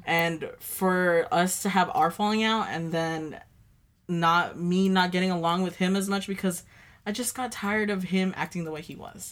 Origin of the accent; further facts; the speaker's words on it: United States; living in Dwarty and growing up in Dwarty, it's a small town